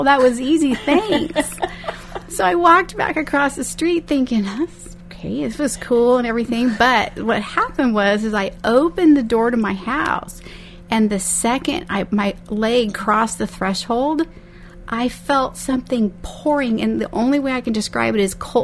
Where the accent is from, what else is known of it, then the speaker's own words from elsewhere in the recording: Bakersfield, California, United States; I was born and raised here in Bakersfield